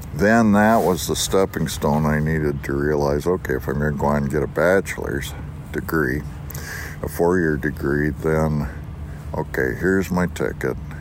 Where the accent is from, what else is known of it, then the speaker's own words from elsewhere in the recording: western New York, United States; also born or lived in Montana; now in Missoula, United States; I grew up in western New York